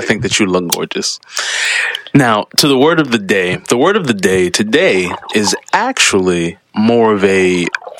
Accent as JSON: {"language": "English", "town": "Baltimore", "region": "Maryland", "country": "United States", "tie": "born or raised there", "said": "growing up in Baltimore, I'm from Baltimore. So growing up in Baltimore"}